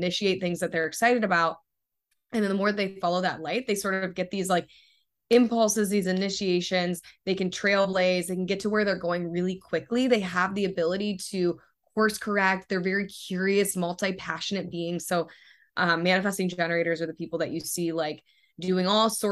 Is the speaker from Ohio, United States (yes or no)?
yes; Ohio, United States; moved away as an adult; now in California, United States; growing up in Ohio and being in California